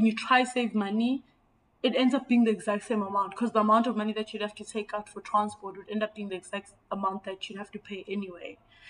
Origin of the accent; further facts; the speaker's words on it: South Africa; Being South African is a lot.